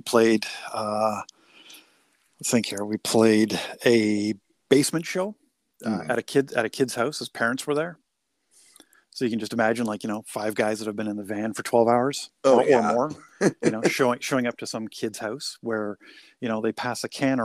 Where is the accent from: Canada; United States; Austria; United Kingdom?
Canada; British Columbia; now in Ontario, Canada; I'm originally from the West Coast, like, so I kind of, you know, I always try to, if I'm going to play, I always want to try and play back in BC just cause it's my home